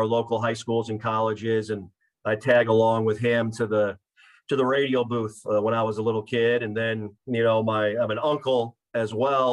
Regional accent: Mitchell, South Dakota, United States; moved away as an adult; also born or lived in Nebraska / Morgantown, West Virginia; my hometown is Mitchell, South Dakota, guys. And grew up in the upper Midwest

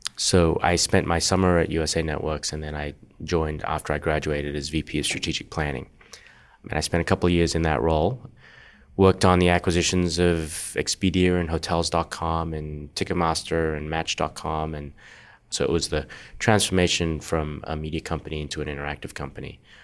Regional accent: Perth, Western Australia, Australia; moved away as an adult; also born or lived in Singapore; now in California, United States; I grew up in Australia, in Perth, born in Singapore

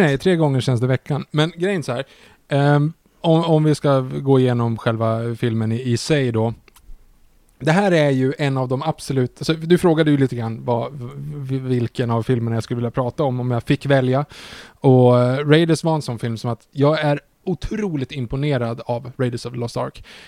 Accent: Sweden; man som svensk

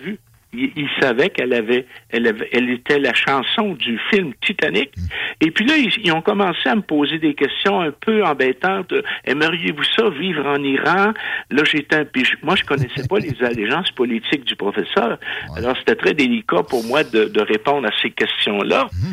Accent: Canada; je suis un Canadien

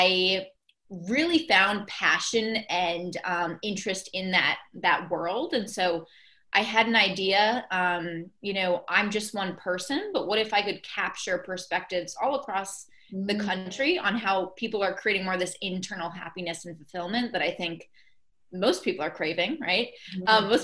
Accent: Boston, Massachusetts, United States; I'm from Boston, so I was here in Boston

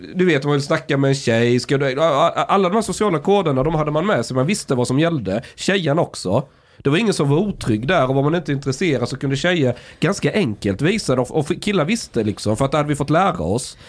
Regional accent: Osby, Skåne, Sweden; moved away; När jag, när jag gick i skolan, i grundskolan, det var ganska konservativt. Vi snackar 90-tal, eh, men så är vi, pratar vi Osby

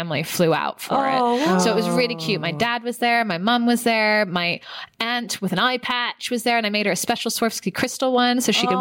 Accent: San Francisco, California, United States; moved away; I'm from San Francisco

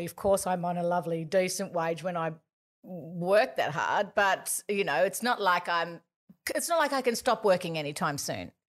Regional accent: Gosford, New South Wales, Australia; we grew up in Gosford

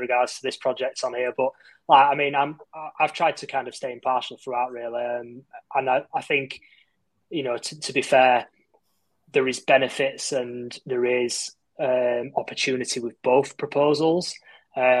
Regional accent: Bradford, Yorkshire and the Humber, United Kingdom; I grew up near Peel Park, and I am originally from Bradford.

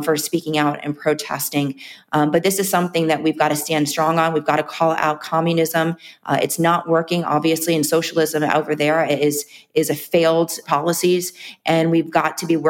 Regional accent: Miami, Florida, United States; growing up in Miami, my back neighbors, friends that were Cuban

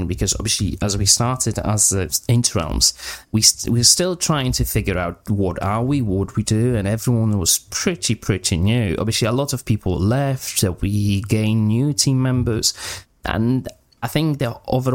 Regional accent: Poland; now in England, United Kingdom; I'm originally from Poland, but I moved to England, to UK, around 10 years ago

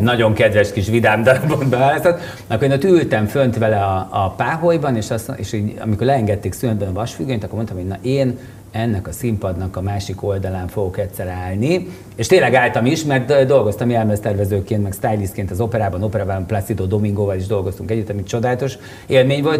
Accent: Budapest, Hungary; itt Óbudán nőttem föl. Óbudai panel gyerek vagyok.

